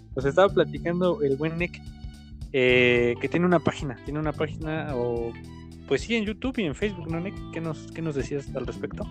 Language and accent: Spanish; Tultitlán, State of Mexico, Mexico; yo soy tu vecino, soy de Tultitlán